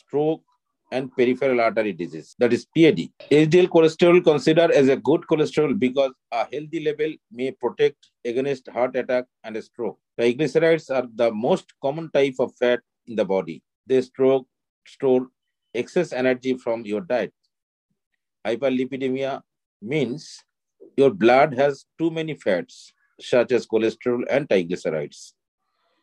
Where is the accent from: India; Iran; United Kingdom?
India; Kolkata, West Bengal; I am from Kolkata